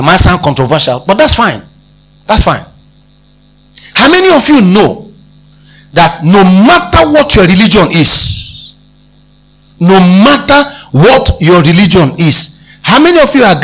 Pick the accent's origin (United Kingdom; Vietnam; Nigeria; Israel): Nigeria; Abia; I come from Abia State.